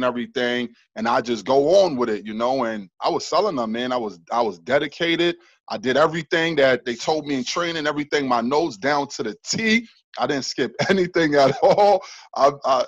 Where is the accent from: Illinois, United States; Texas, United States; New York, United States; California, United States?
New York, United States; New York City; moved away as an adult; also born or lived in Florida; now in Jacksonville, United States; I was born and raised in Harlem, New York